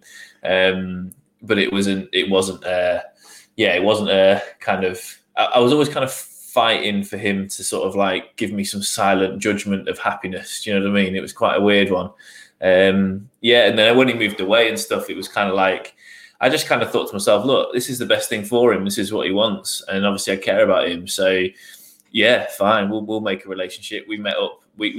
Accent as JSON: {"language": "English", "town": "Newcastle", "region": "North East England", "country": "United Kingdom", "said": "When we moved down here, because we're originally from the Northeast, from Newcastle."}